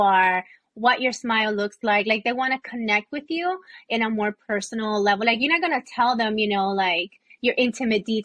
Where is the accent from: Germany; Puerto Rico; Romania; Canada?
Puerto Rico; accent: Puerto Rican; now in Florida, United States; I have an accent when I talk. Like, it's like, I'm not Puerto Rican enough, but I'm not American enough.